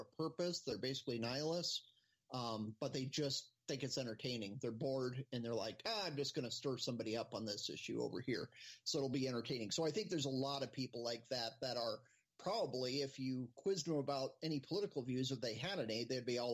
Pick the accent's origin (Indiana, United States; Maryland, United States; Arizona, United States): Arizona, United States; Phoenix; growing up in Phoenix, we didn't have a pro team